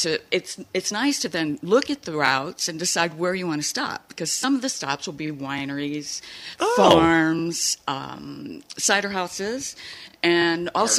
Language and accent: English; Chicago, Illinois, United States; now in Saugatuck, United States; Chicago. And that's where I sort of got my start. And then I ended up in Saugatuck and Douglas one weekend, fell in love with it, and just gave up Chicago and moved here.